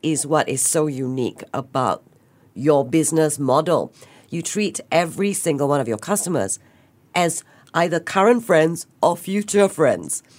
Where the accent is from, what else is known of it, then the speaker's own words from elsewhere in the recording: Singapore; being Singaporean